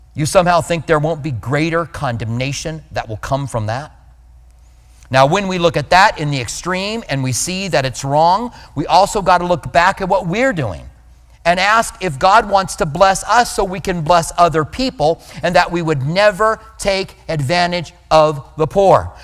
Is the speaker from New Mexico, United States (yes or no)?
yes; Albuquerque, New Mexico, United States; moved away; I grew up in Albuquerque